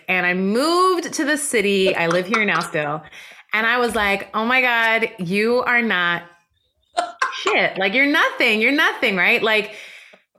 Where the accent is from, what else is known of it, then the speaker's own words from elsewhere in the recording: West Coast of Canada, Canada; also born or lived in Iran; my family immigrated to Canada when I was four